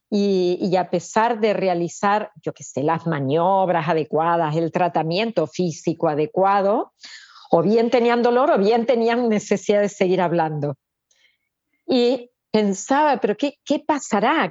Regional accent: Argentina; moved away as an adult; now in Barcelona, Spain; yo nací en Argentina, viví allá, vine aquí

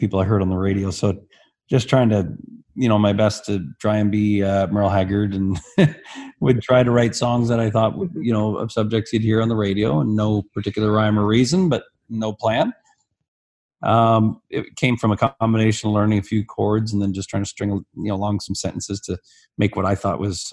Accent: Barrie, Ontario, Canada; also born or lived in Alberta; my hometown of Barrie, when I was about 16

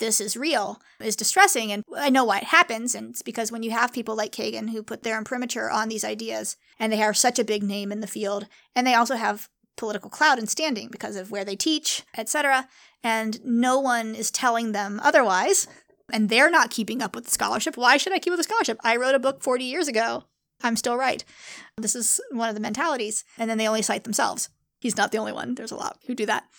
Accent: San Diego, California, United States; I grew up in San Diego

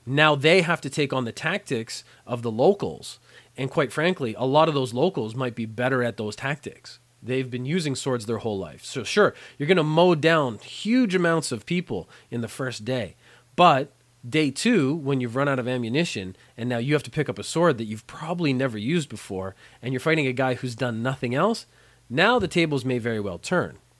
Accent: Canada; moved away as an adult; now in Japan

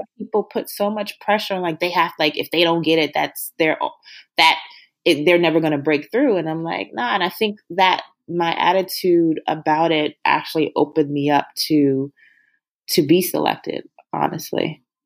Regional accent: Baltimore, Maryland, United States; moved away; we're both from Baltimore.

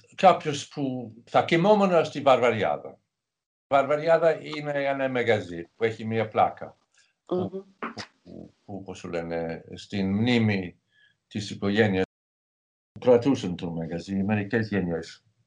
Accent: England, United Kingdom; Greek is a second language; moved away; Μεγάλωσα στην επαρχία στην Αγγλία

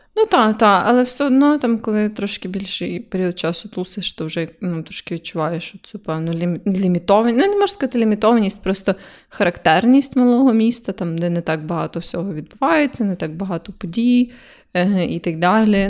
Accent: Kyiv, Ukraine

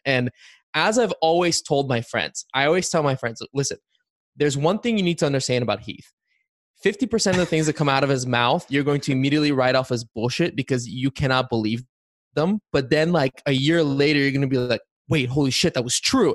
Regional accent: Bulgaria; now in United States; I was born in Bulgaria

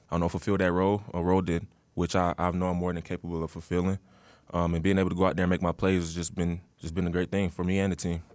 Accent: Atlanta, Georgia, United States; moved away; growing up in Atlanta

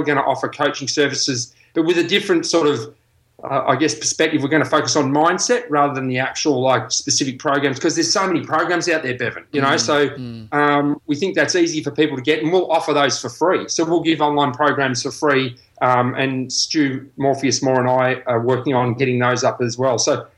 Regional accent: Australia; I'm not a Pom, I'm an Aussie.

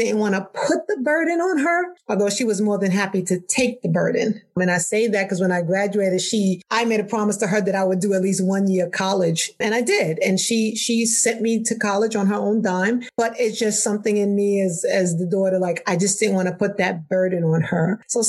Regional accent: New York City, New York, United States; I was born and raised in New York City, and I was born and raised by a single parent.

